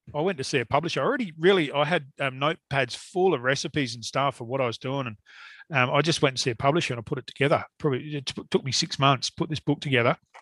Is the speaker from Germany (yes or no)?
no; Perth, Western Australia, Australia; I was born in Kelmscott, in Perth, and um, which is now a suburb of Perth.